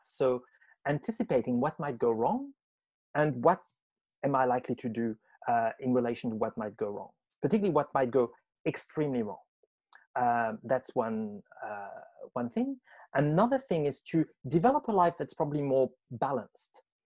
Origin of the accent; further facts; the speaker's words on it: France; moved away as an adult; now in Australia; I was born in France, fascinated with language, writing, and understanding power from a very young age, went on to study France, worked at university